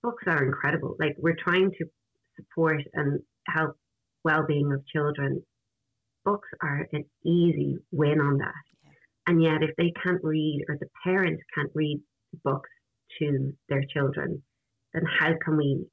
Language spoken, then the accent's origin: English; Ireland; as an Irish people, where we have spread ourselves around every corner of the globe